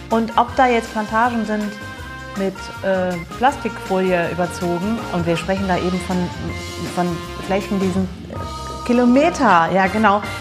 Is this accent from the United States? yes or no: yes; Massachusetts, United States; ich komme persönlich aus Massachusetts. Ähm, und da muss ich sagen, dass zumindest was so äh, Pfand angehen, äh, angeht, waren wir äh, vor euch dran, was die Dosen angeht. Also als Kind haben wir schon die Dosen gesammelt.